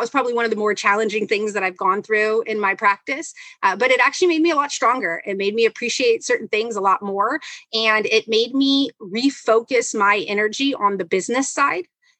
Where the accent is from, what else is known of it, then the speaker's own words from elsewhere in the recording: Los Angeles, California, United States; also born or lived in Philadelphia, Pennsylvania / Tokyo, Japan; I grew up in South Central, like on 47th and Broadway